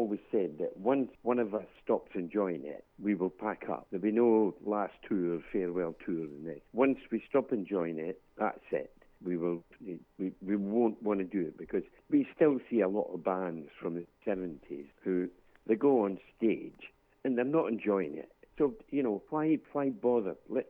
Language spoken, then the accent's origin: English; South West England, United Kingdom; And I mean, I suppose because, as you gather, I'm from North Somerset.